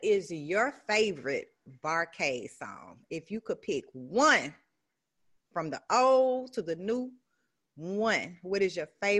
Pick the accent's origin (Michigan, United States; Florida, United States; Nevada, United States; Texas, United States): Texas, United States; Beaumont; moved away as an adult; now in Memphis, United States; I'm originally from Beaumont, Texas, but I've been in Memphis.